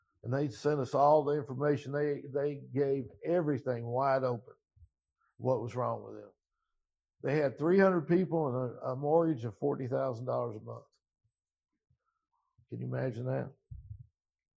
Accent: Louisville, Kentucky, United States; moved away; We moved back to Louisville. I grew up in the East End, but I couldn't afford to move back in the East End.

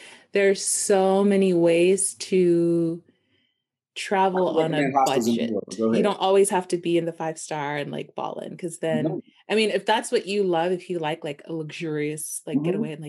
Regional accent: United States; Yes, that is definitely a privilege of being American. I've seen that shift like instantaneously because I'm Black, obviously.

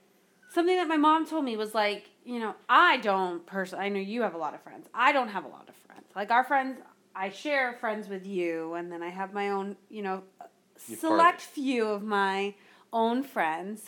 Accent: North Miami Beach, Florida, United States; I grew up in North Miami Beach, Florida, like, which is a suburb and still a city

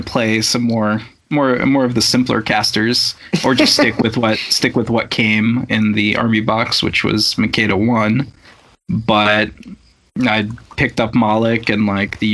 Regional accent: Russia; moved away; growing up in Russia

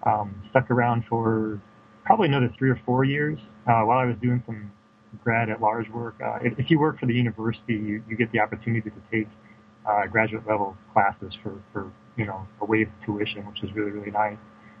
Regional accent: Moline, Illinois, United States; also born or lived in Chicago, Illinois; I grew up in the Quad Cities. Actually was born in Moline, Illinois. And if you're not familiar, Quad Cities is a metro area that actually spans Iowa and Illinois. It borders the Mississippi River. So yeah, I grew up on the Illinois side

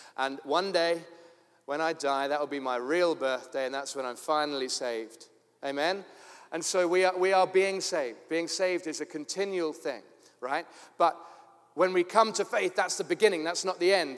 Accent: London, United Kingdom; moved away as an adult; also born or lived in Tooting, London; now in Cape Town, South Africa; I was born in Tooting and grew up in Forest Hill

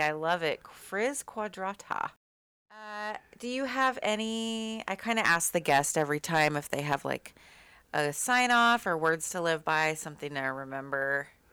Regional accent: Austin, Texas, United States; now in Seattle, United States; I grew up going to house parties 'cause I'm from Austin

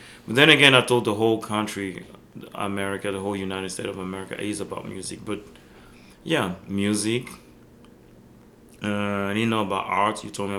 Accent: Belgium; born there; Remember, I was born in Belgium, and I always told Belgium invented techno.

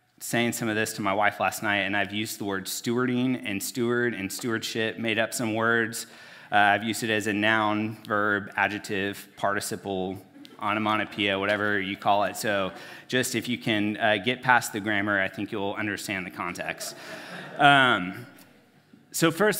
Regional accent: United States; as American Christians

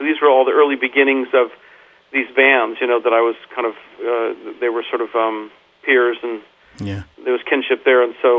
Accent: San Antonio, Texas, United States; moved away as an adult; also born or lived in Tokyo / Washington D.C. / Austin; now in Los Angeles, United States; Well, no, I was born in San Antonio, but yeah. My father was an army physician, so moved pretty early on to Tokyo for about 4 or 5 years, and then Washington D.C.

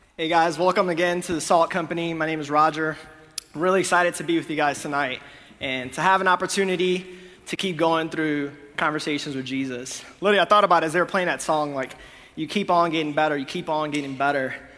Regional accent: Honduras; moved away; I'm from Honduras

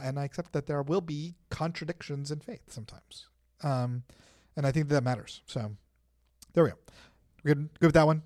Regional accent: United States; we're American Christians

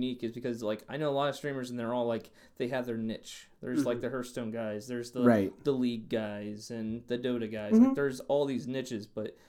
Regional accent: Bellville, Ohio, United States; moved away; it's on Main Street of my hometown.

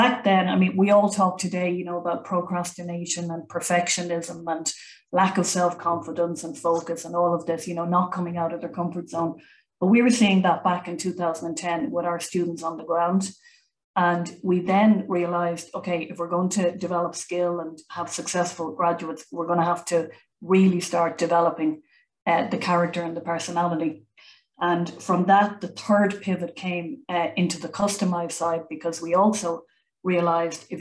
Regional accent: Ireland; now in Germany; I come from Ireland

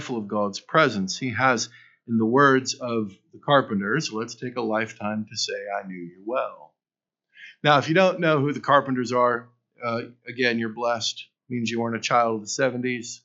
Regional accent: United States

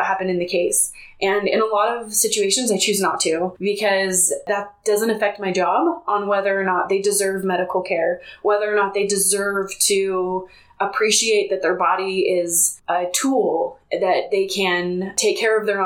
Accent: Bay Area, California, United States; now in Utah, United States; I grew up in the Bay Area, California, and they are very liberal out there.

